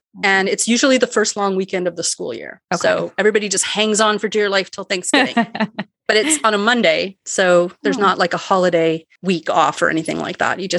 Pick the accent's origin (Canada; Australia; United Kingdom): Canada; as soon as you run into another Canadian, it's right away, where are you from? What do you sell?